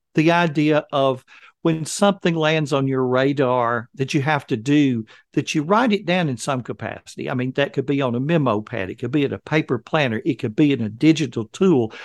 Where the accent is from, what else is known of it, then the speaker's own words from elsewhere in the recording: Alabama, United States; I have born and raised in Alabama